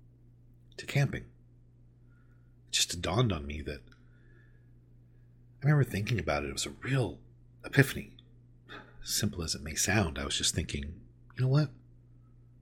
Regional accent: Southern California, United States; I grew up in Southern California

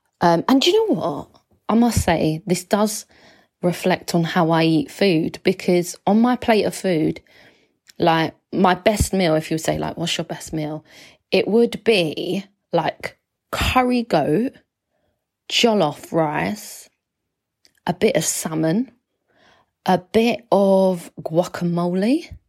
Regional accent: England, United Kingdom; I am from England, like I've got an English passport. I've lived in England.

